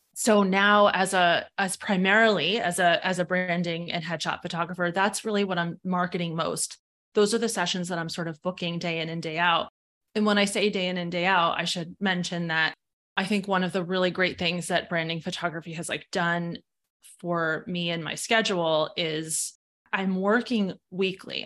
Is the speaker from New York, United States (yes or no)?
yes; New York, United States; now in Fairfield County, Connecticut, United States; I'm from New York originally, but I'm based in Fairfield County, Connecticut